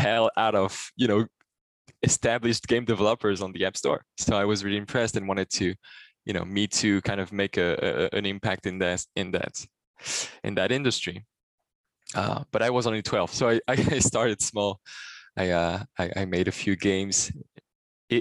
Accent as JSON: {"language": "English", "town": "Paris", "region": "Île-de-France", "country": "France", "tie": "born or raised there", "also_born_or_lived": "Brittany / Switzerland", "said": "I was born in the south and then moved to Paris with my family, and then grew up a little bit between Brittany and Paris. This is where I spent most of my childhood"}